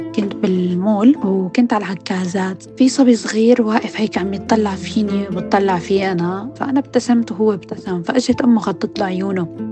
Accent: Syria; also born or lived in Lebanon; now in United Kingdom; كانوا بعض المدارس مثلا يرفضونا بحكم إنه نحن سوريين

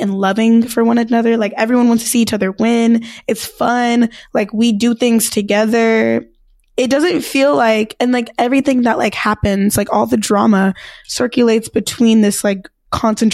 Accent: California, United States; I'm from California, but, like, it's a very California-esque school

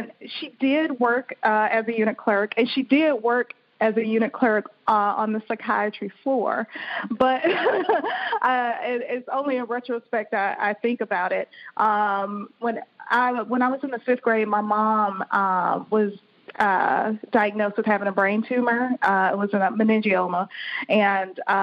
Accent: Birmingham, Alabama, United States; moved away; also born or lived in Boston, Massachusetts / Maryland; I'm originally from Birmingham, Alabama

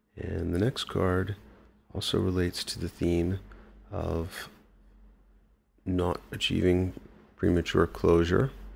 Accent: New York City, New York, United States; moved away; I grew up in the Bronx

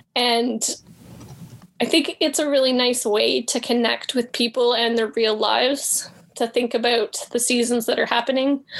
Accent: Canada; I'm Canadian.

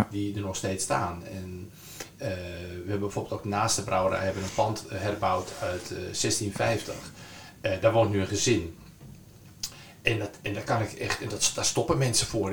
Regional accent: Zaanstreek, North Holland, Netherlands; ik kom uit de Zaanstreek, en, dus ik ken het gebied goed

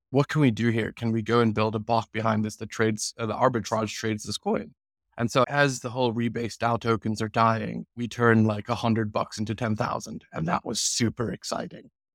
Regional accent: United States; moved away as an adult; also born or lived in London, United Kingdom; now in United Kingdom; I moved to America when I was two. if there's anything, I am, I'm basically an American. I spent my whole childhood there

